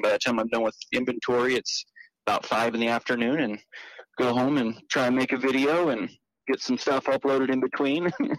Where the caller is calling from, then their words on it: Kansas, United States; Oh, I am here in central Kansas, in the middle of everything.